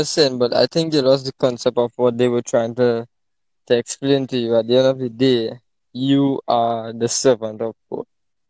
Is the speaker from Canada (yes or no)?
no; Trinidad & Tobago; I'm from Trinidad and Tobago.